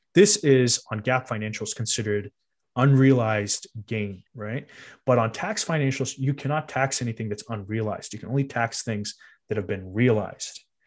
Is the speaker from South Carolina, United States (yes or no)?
no; Cupertino, California, United States; we grew up in Cupertino.